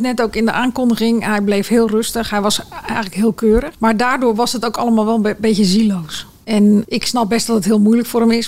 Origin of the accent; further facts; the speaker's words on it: Netherlands; wij Nederlanders